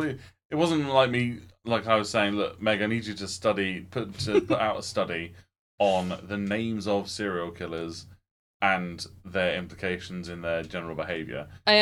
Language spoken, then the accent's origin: English; South West England, United Kingdom; accent: Gloucestershire; I don't know why I'm making fun of that accent, because that's my accent.